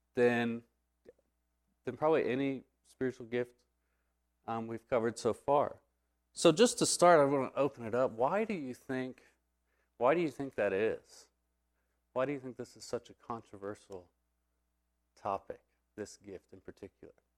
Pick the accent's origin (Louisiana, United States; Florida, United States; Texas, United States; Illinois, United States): Texas, United States; I'm gonna say glossa, 'cause I'm from Texas